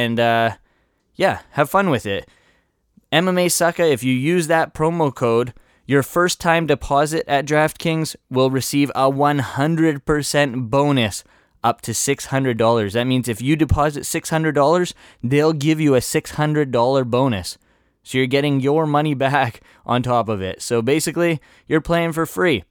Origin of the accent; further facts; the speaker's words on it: Vancouver, British Columbia, Canada; I am from Vancouver